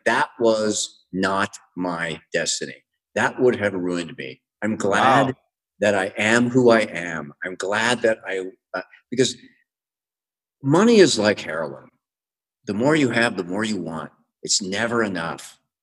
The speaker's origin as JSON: {"language": "English", "country": "United States", "moved": "as an adult", "lives_now": "Mexico", "said": "as an American"}